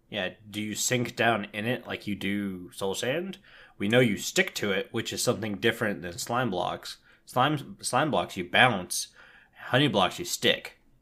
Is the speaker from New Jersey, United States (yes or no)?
no; Tampa, Florida, United States; moved away; I was born and raised in Tampa, Florida